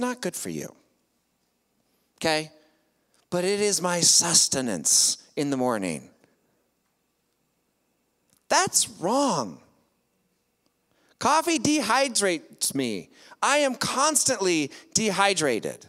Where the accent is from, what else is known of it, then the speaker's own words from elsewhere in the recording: United States; I'm an American